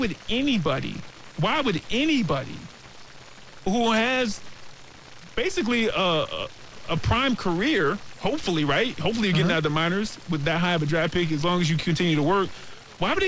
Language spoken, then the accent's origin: English; South Carolina, United States; I'm from South Carolina